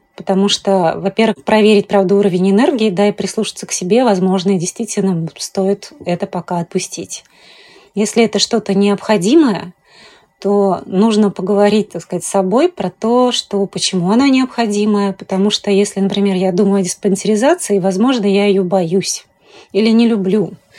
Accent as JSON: {"language": "Russian", "town": "Tashkent", "country": "Uzbekistan", "tie": "born or raised there", "moved": "yes", "lives_now": "Moscow, Russia", "said": "родилась в Ташкенте. Когда я приехала в Москву"}